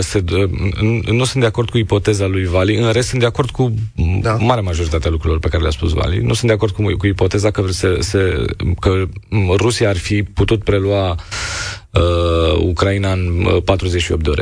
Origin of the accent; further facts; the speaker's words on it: Romania; noi ca români